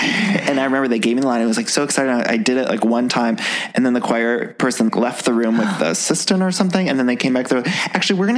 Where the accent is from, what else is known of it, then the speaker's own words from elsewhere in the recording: Solon, Ohio, United States; we're both Ohio boys.